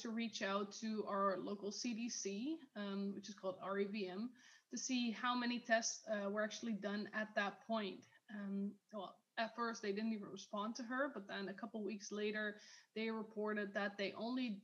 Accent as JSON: {"language": "English", "country": "Netherlands", "said": "in my country, I'm from the Netherlands"}